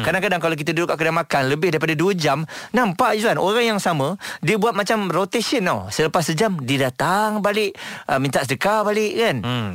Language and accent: Malay; Malaysia; kita sebagai rakyat Malaysia